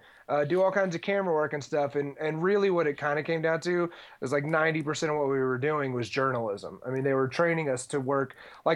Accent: Houston, Texas, United States; I am from Texas originally. I grew up in Houston

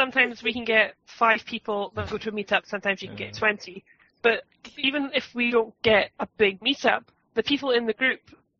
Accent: Scotland, United Kingdom; accent: soft Scottish; See, I have a really soft Scottish accent.

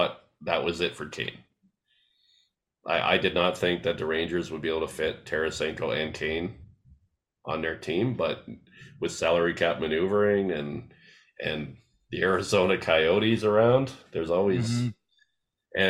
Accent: Canada; I'm Canadian

